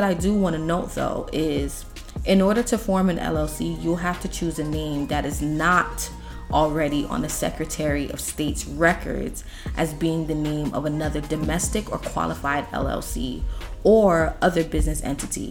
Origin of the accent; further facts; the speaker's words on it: New York City, New York, United States; we are from New York City, New York State.